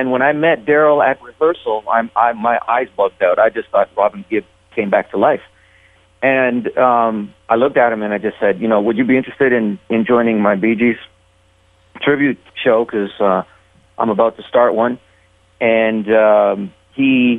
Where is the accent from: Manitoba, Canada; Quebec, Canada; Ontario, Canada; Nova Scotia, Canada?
Ontario, Canada; Toronto; moved away as an adult; also born or lived in Uruguay; now in Las Vegas, United States; back in Toronto, my hometown.